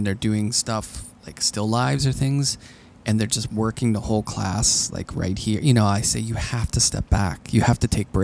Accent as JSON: {"language": "English", "town": "Pittsburgh", "region": "Pennsylvania", "country": "United States", "tie": "born or raised there", "accent": "Pittsburghese", "said": "When I grew up in Pittsburgh, I had a Pittsburghese accent"}